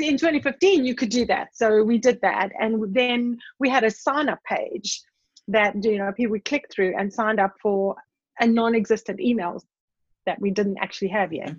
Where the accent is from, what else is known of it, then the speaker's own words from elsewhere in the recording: South Africa; growing up in South Africa in the time that I did